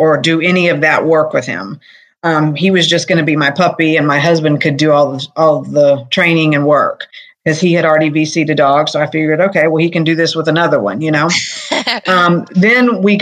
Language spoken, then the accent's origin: English; Fayetteville, North Carolina, United States; also born or lived in Colorado Springs, Colorado / Raleigh, North Carolina; now in Charlotte, United States; I was born and raised in Fayetteville, North Carolina.